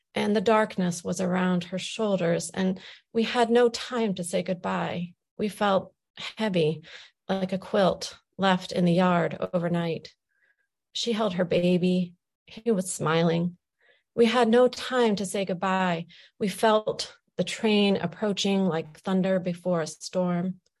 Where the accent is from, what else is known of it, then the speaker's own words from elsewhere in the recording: Wood County, Ohio, United States; being an Ohio girl, you know, I was born and raised here. I was born in Wood County.